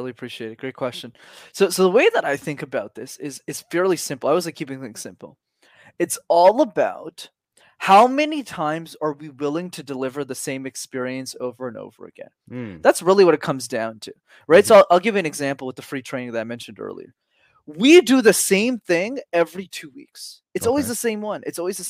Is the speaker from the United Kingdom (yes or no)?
no; Canada; But I'm based in Montreal, so I'm Canadian.